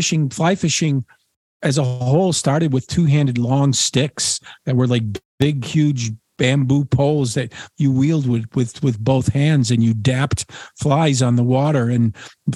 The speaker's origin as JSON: {"language": "English", "area": "Cornwall", "region": "South West England", "country": "United Kingdom", "said": "I'm from Cornwall, and we call it Treatise."}